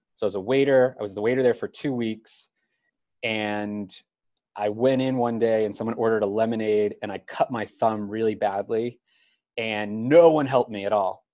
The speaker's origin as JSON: {"language": "English", "area": "Cape Cod", "region": "Massachusetts", "country": "United States", "said": "I'm from Cape Cod, Massachusetts"}